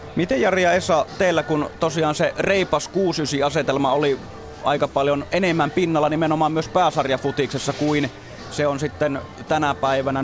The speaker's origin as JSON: {"language": "Finnish", "town": "Jyväskylä", "region": "Central Finland", "country": "Finland", "tie": "born or raised there", "said": "mä oon itse Jyväskylästä kotosi"}